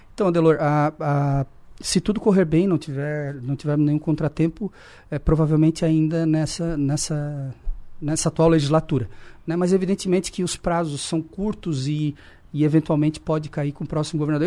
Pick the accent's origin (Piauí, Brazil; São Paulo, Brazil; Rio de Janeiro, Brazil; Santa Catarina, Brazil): Santa Catarina, Brazil; Criciúma; Eu sou aqui de Criciúma, nasci ali no Hospital São João Batista.